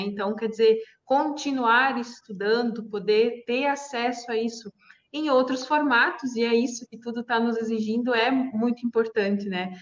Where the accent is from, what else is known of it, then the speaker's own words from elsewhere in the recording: Santa Catarina, Brazil; eu sou Catarina, sou aí da região também